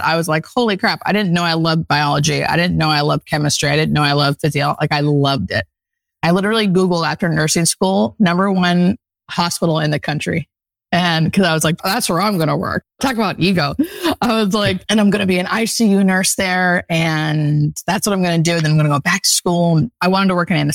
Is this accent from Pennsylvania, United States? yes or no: yes; Pennsylvania, United States; now in Los Angeles, United States; I grew up in Pennsylvania in the country, definitely a country girl at heart